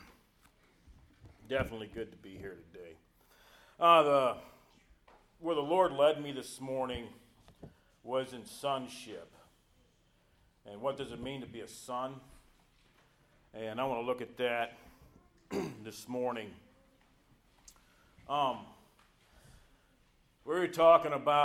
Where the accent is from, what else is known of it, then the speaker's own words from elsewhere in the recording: South Carolina, United States; I'm from South Carolina.